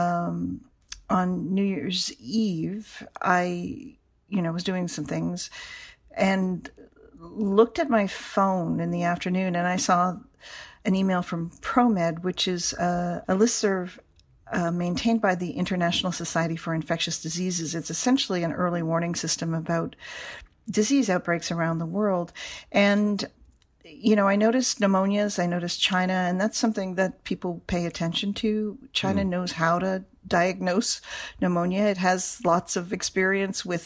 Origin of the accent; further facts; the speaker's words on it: Canada; moved away; I am from Canada, and I was, you know, in Ottawa for Christmas with family